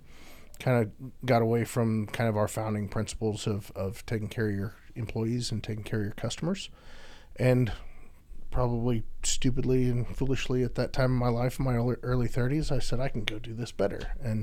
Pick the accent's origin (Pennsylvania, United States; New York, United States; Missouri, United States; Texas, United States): Texas, United States; Houston; spent the majority of my life growing up in Houston after my dad got stationed here in the corporate office. And so my entire school age life, I've grown up in Houston, Texas.